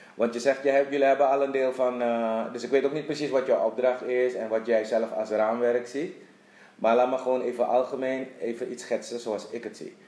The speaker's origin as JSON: {"language": "Dutch", "country": "Suriname", "tie": "born or raised there", "also_born_or_lived": "Netherlands / Dublin / Curaçao", "moved": "as an adult", "said": "ik ben geboren getogen in Suriname"}